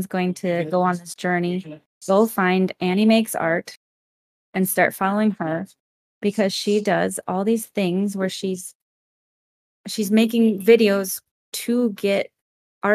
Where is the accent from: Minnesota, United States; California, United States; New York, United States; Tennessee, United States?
Minnesota, United States; moved away; I'm originally from Minnesota